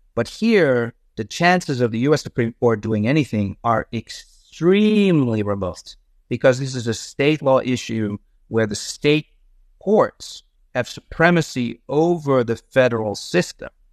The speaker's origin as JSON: {"language": "English", "country": "Netherlands", "tie": "born or raised there", "also_born_or_lived": "Amsterdam", "moved": "as an adult", "lives_now": "United States", "said": "I'm originally from the Netherlands. I grew up there."}